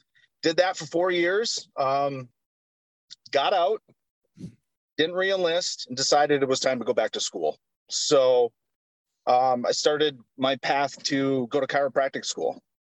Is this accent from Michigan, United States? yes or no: yes; Munising, Michigan, United States; So originally I'm from Munising, Michigan. It's about 2.5 hours away from Sault Ste. Marie from the I-500. Graduated high school in 94.